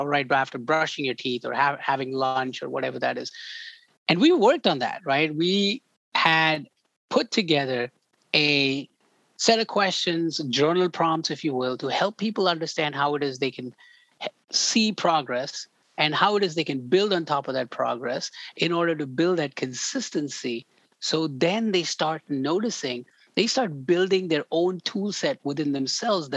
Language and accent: English; India; moved away; I grew up in India